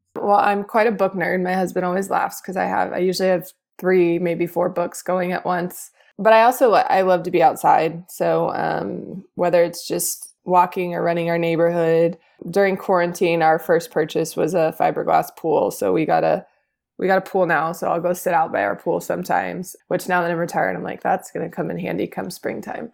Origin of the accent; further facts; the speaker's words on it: Houston, Texas, United States; I born and raised in Houston